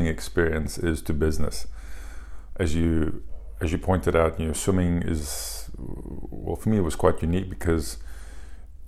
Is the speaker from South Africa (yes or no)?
yes; South Africa; we are from South Africa, and we don't have the facilities and the money